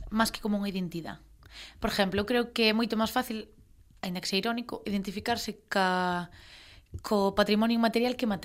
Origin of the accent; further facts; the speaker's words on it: Ferrol, Galicia, Spain; se eu son de Ferrol, para min é máis fácil identificarme co, ca festividade